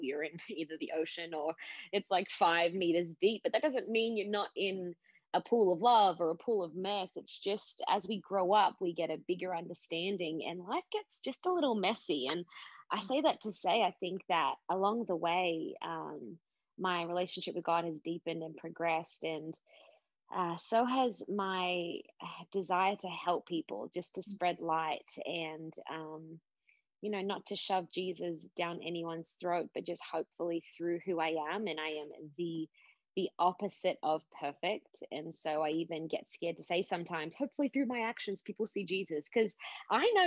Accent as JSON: {"language": "English", "town": "Sydney", "region": "New South Wales", "country": "Australia", "tie": "born or raised there", "said": "I am an Aussie chick, was born in Sydney, Australia, grew up in a place called the Shire"}